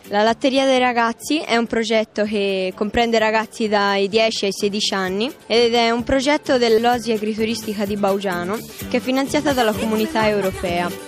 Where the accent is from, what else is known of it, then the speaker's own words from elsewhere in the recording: Rome, Lazio, Italy; accent: Roman; ho 13 anni e mezzo e come si può intuire dall'accento vengo da Roma.